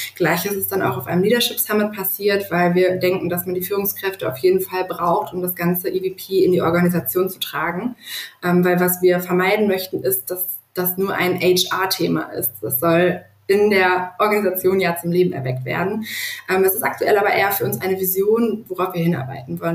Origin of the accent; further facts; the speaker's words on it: Duisburg, North Rhine-Westphalia, Germany; also born or lived in Düsseldorf; lebe eigentlich dennoch mein ganzes Leben schon in Duisburg